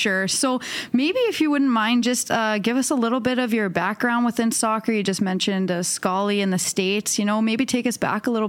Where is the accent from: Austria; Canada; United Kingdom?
Canada; Winnipeg, Manitoba; We are all from Winnipeg, Manitoba.